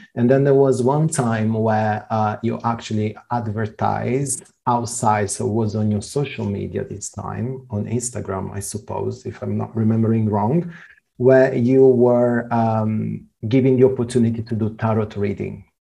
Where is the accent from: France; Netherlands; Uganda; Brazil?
Brazil; Rio de Janeiro; We are both Brazilian, we are both from Rio de Janeiro